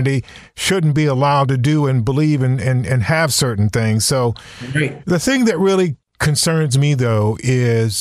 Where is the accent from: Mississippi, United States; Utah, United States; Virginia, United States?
Virginia, United States; Southern; Coming from the South myself, not as far south as you, but growing up in Southern Virginia